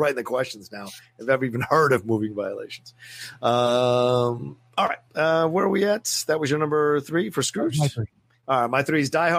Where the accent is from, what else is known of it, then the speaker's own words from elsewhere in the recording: Dale City, Virginia, United States; now in Los Angeles, United States; We grew up in Dale City, Virginia.